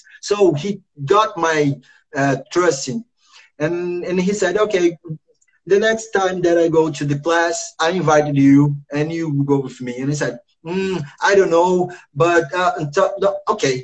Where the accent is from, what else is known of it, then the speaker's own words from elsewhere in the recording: Rio de Janeiro, Brazil; English is a second language; I was born here in Rio, in the first favela, Morro da Providência